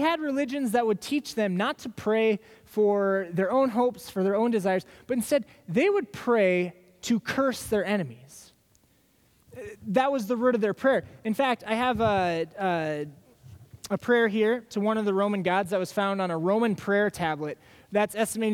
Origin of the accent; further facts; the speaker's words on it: Des Moines, Iowa, United States; now in Minnesota, United States; I grew up in Des Moines. I'm not from the Twin Cities.